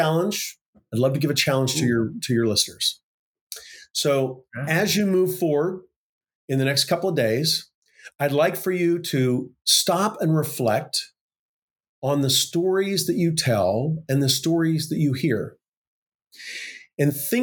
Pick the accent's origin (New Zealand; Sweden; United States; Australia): United States; Oklahoma; this career tech school where I grew up in Oklahoma